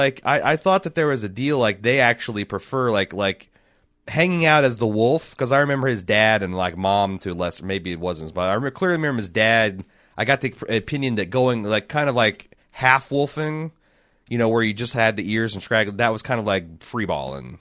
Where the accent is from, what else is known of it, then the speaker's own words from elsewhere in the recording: Indiana, United States; we grew up in Indiana